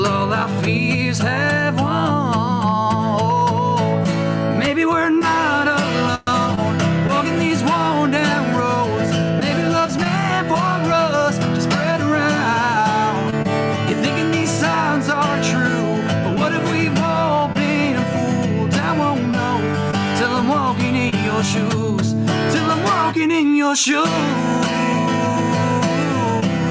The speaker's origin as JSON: {"language": "English", "region": "South Florida", "country": "United States", "tie": "born or raised there", "also_born_or_lived": "New York", "moved": "yes", "lives_now": "California, United States", "said": "I was primarily raised in South Florida"}